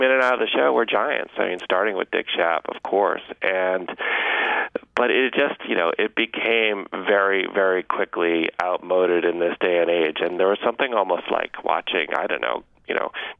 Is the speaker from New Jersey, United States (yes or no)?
no; Massachusetts, United States; I grew up in Massachusetts